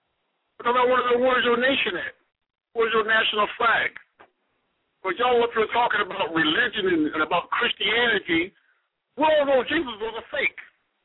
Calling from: North Carolina, United States; I'm calling from North Carolina.

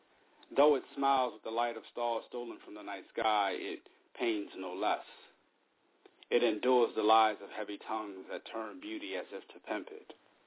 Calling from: Japan; I asked you in private if I could read two poems since I'm calling from Japan

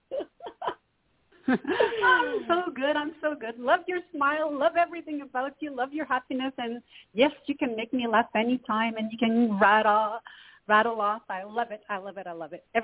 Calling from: Canada; Hello, Toni. … from Canada.

